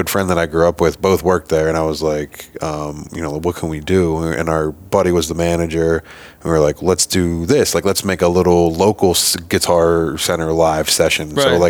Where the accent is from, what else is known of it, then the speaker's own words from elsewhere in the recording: Iowa, United States; from Iowa.